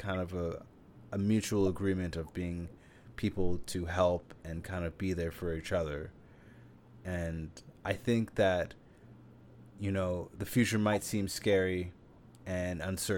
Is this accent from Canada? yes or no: yes; Canada; I am from Canada